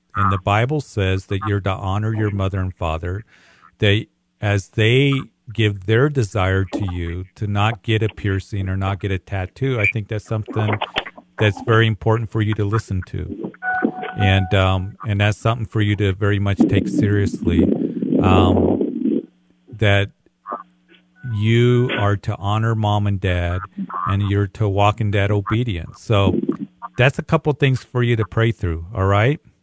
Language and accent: English; Widefield, Colorado, United States; I grew up in the Whitefield area.